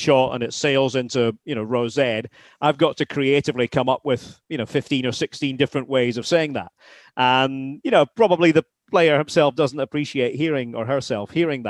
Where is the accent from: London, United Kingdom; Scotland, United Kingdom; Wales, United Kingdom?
Scotland, United Kingdom; Aberdeen; now in Massachusetts, United States; I'm an Aberdonian. I'm from the Granite City